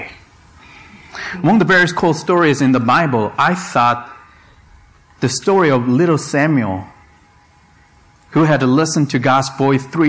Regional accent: South Korea; moved away; I was born and raised in South Korea

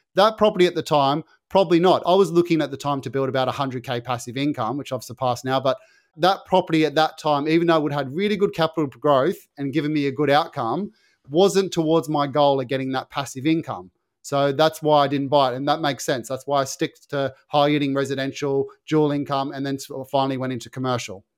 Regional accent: Sydney, New South Wales, Australia; where I grew up in Western Sydney, where it was farmland

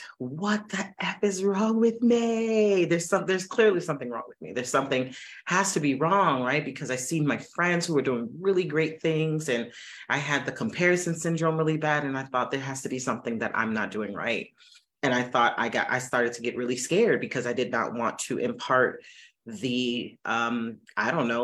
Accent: Miami, Florida, United States; I'm from Miami, born and raised

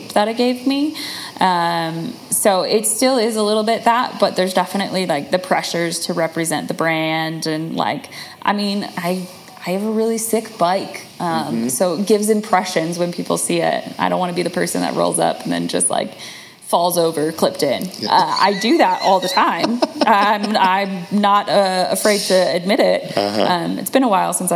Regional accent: Chicagoland, Illinois, United States; outside of Chicago, so in the suburbs. So Chicagoland.

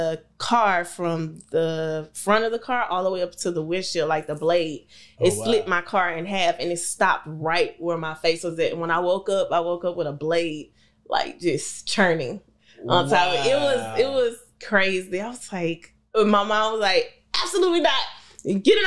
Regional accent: Houston, Texas, United States; also born or lived in Lake Charles, Louisiana; I am from Houston, Texas

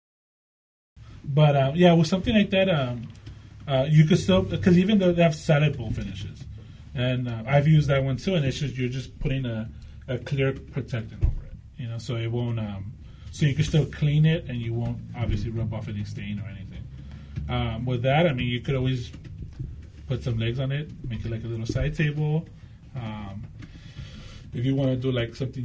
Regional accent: Los Angeles, California, United States; now in Whittier, United States; No, I was born in Los Angeles. I grew up in Los Angeles.

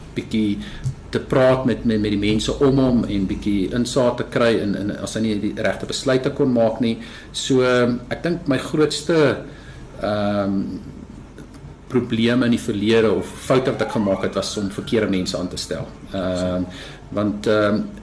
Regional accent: South Africa; ons as Afrikaners

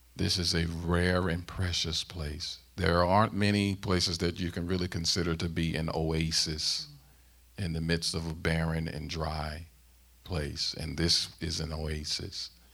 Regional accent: St. Louis, Missouri, United States; moved away as an adult; also born or lived in South Central Pennsylvania; now in Pennsylvania, United States; I'm born and raised in Saint Louis, Missouri

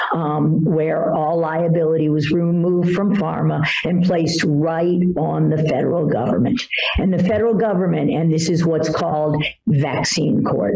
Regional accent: Washington, District of Columbia, United States; born or raised there

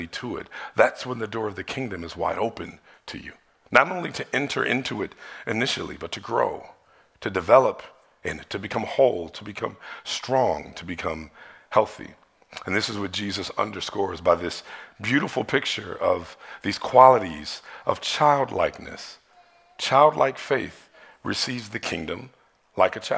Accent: Detroit, Michigan, United States; when I was in church growing up in Detroit

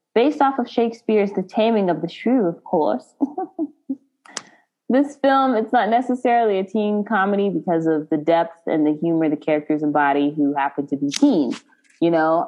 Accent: United States; we're American

